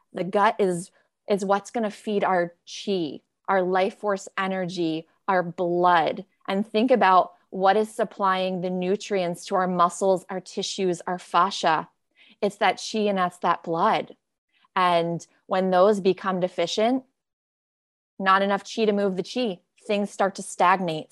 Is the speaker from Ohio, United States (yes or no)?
no; Greenwich, Connecticut, United States; also born or lived in Rhode Island; I grew up in Greenwich, Connecticut